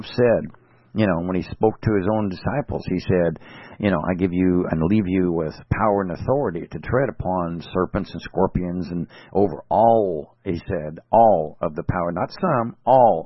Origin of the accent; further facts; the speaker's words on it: California, United States; I'm from California